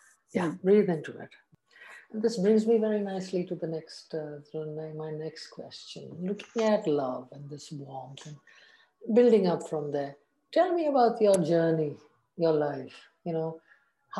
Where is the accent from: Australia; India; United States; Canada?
India; Assam; moved away; also born or lived in South India; I grew up in the tea estates in Assam